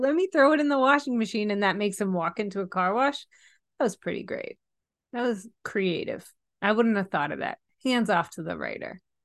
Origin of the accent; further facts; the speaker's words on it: Stoughton, Massachusetts, United States; I'm from Stoughton, Massachusetts originally